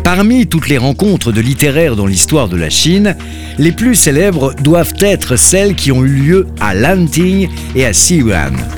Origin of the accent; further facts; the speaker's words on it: France; en tant que Français